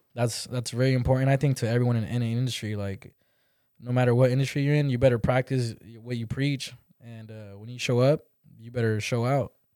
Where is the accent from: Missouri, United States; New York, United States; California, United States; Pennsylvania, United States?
California, United States; moved away; I grew up in Cali